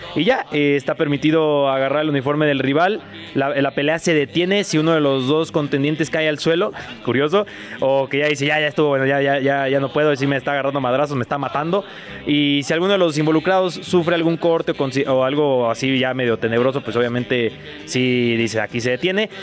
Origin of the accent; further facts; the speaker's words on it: Guadalajara, Jalisco, Mexico; now in Mexico City, Mexico; yo soy de allá de Guadalajara, el cinturón